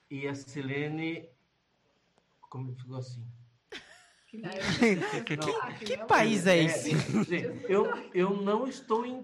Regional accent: Piracicaba, São Paulo, Brazil; sou brasileiro, nascido em Piracicaba, né? no interior aqui de São Paulo. Então, nasci, cresci em Piracicaba, então.

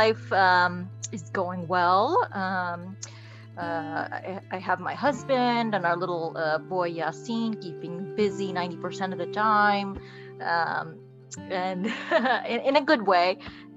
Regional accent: Florida, United States; born or raised there; also born or lived in Bangladesh / Kuwait

